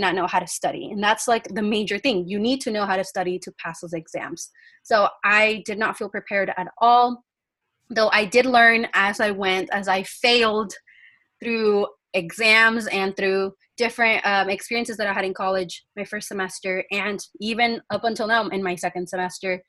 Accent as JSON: {"language": "English", "town": "Yuma", "region": "Arizona", "country": "United States", "tie": "born or raised there", "first_language": "Spanish", "second_language": "English", "said": "I am from Yuma, Arizona. I graduated from COFA High"}